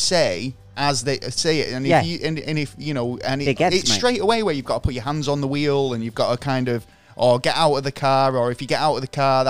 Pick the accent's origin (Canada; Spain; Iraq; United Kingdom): United Kingdom; Manchester, North West England; growing up in Manchester